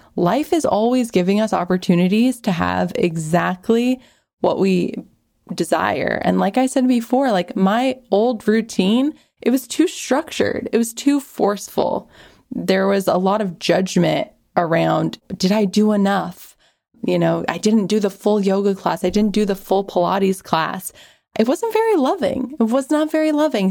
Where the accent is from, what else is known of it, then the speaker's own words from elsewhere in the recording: Washington, United States; moved away as an adult; now in California, United States; We grew up in Washington